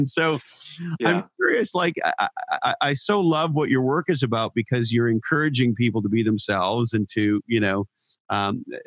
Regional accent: Canada; now in California, United States; I'm from Canada, by way of example, and I live in California.

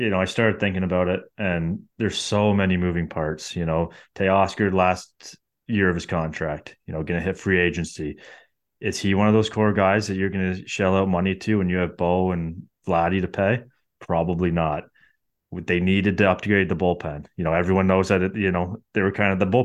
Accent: Canada; Um, and obviously being Canadian, I'll, I'm all for it.

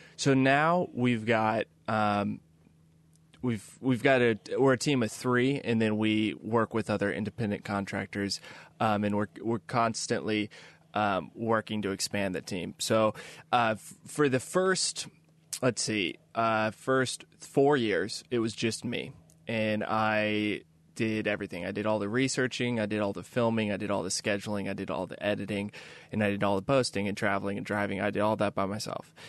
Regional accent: Kansas City, United States; moved away as an adult; also born or lived in New York City; I grew up in Kansas City

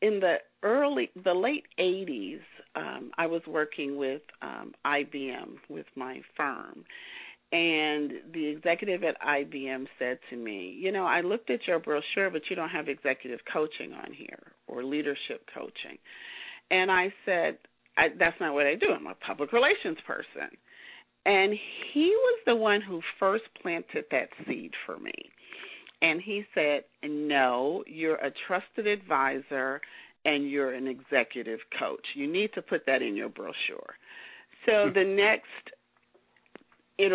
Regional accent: Chicago, Illinois, United States; moved away as an adult; also born or lived in Los Angeles; I'm a native of Chicago

